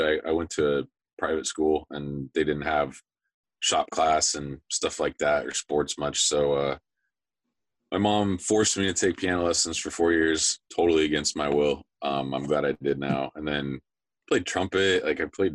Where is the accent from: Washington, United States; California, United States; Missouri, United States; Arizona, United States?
Washington, United States; Spokane; moved away as an adult; now in Tampa, United States; we both were born and raised in Spokane